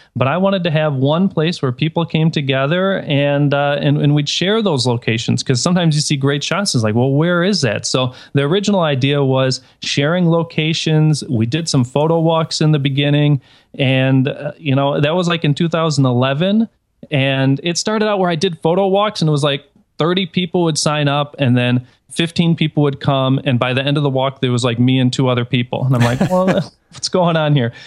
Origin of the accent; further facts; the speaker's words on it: Detroit, Michigan, United States; now in Chicago, United States; I'm originally from Detroit